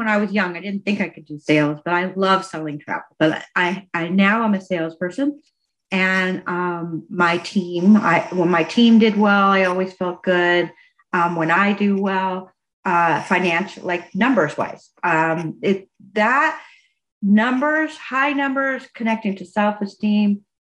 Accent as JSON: {"language": "English", "country": "United States", "tie": "born or raised there", "also_born_or_lived": "Indiana / Alabama", "said": "I grew up in Indiana and Alabama, and that's all I knew."}